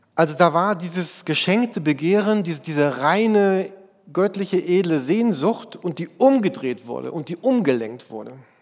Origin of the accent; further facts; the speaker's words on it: Germany; bei uns in Deutschland